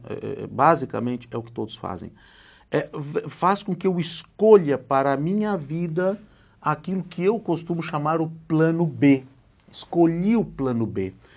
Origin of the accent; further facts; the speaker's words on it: Gravataí, Rio Grande do Sul, Brazil; moved away; also born or lived in Porto Alegre; Eu nasci numa cidadezinha ao lado de Porto Alegre, que é a capital do estado do Rio Grande do Sul, que se chama Gravataí